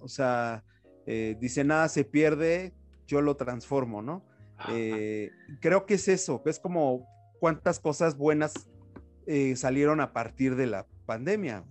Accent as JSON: {"language": "Spanish", "country": "Mexico", "said": "como mexicanos"}